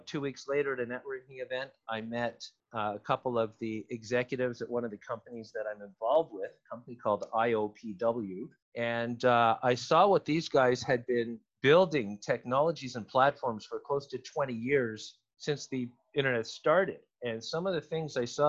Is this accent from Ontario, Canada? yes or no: yes; Toronto, Ontario, Canada; I'm from Toronto